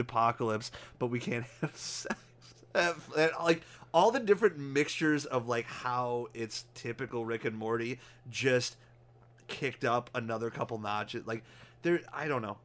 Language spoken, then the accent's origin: English; United States; us being American